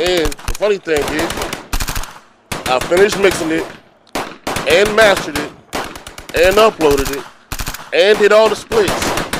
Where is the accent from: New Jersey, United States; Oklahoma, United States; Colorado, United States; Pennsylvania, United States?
Pennsylvania, United States; Philadelphia; I'm from Philly.